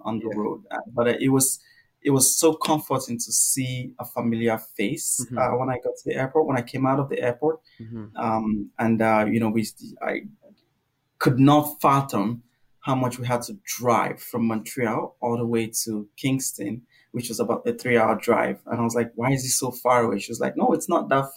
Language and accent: English; Nigeria; moved away as an adult; now in Canada; growing up in Nigeria, learning English in Nigeria